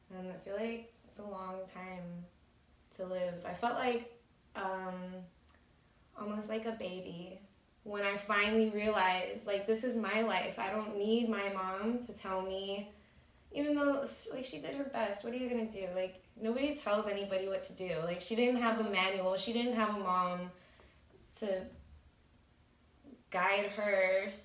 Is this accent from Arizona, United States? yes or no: no; Salinas, California, United States; now in San Jose, United States; I'm from Salinas, California. It's by Monterey. It's by the beach. It's super pretty. My family still lives there. I live in San Jose.